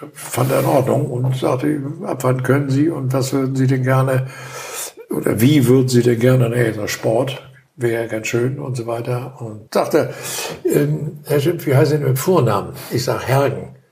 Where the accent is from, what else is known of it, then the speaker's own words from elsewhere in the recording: Hamburg, Germany; moved away as an adult; now in Wendland, Germany; wir kommen aus der Region, wir sind in Hamburg aufgewachsen, haben da gewohnt, gelebt